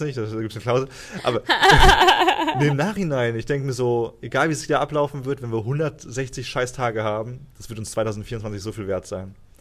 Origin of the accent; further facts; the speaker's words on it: Cologne, North Rhine-Westphalia, Germany; moved away as an adult; bei uns in Köln